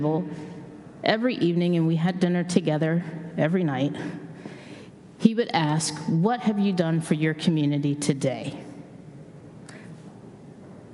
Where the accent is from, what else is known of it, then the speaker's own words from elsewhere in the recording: Tulsa, Oklahoma, United States; moved away; I was born and raised in Tulsa, Oklahoma